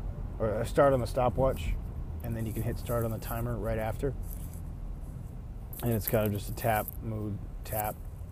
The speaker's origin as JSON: {"language": "English", "town": "Buffalo", "region": "New York", "country": "United States", "said": "I'm from Buffalo, New York, so it's... You never know what the weather's going to be like"}